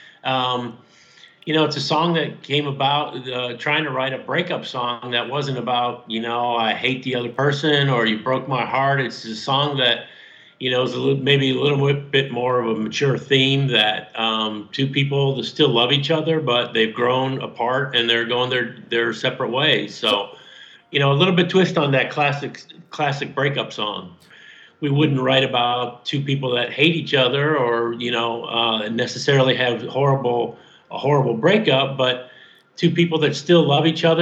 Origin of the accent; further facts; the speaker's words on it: Detroit, Michigan, United States; now in Louisville, United States; I grew up in Detroit